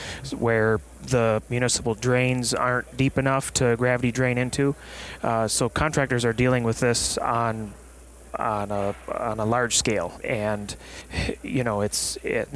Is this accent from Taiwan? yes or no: no; West Michigan, United States; I'm from Michigan, West Michigan